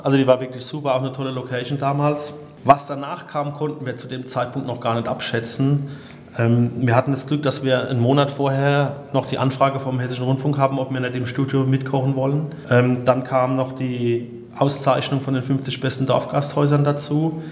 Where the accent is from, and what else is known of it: Odenwald, Hesse, Germany; born or raised there